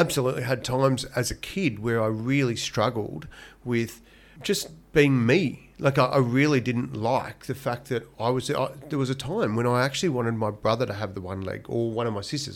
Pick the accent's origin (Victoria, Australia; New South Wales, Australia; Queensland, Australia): Victoria, Australia; Donald; I was born in Donald, in country Victoria